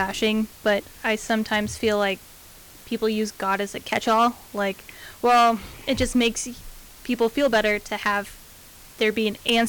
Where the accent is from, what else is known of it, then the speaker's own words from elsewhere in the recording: Denver, Colorado, United States; moved away as an adult; I'm from Denver originally